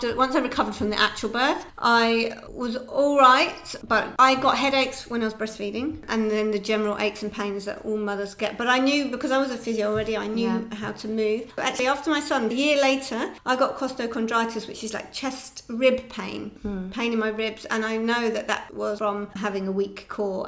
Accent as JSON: {"language": "English", "area": "Sussex", "region": "South East England", "country": "United Kingdom", "also_born_or_lived": "London", "moved": "as an adult", "lives_now": "Barcelona, Spain", "said": "I'm from Sussex in England, but we were in London."}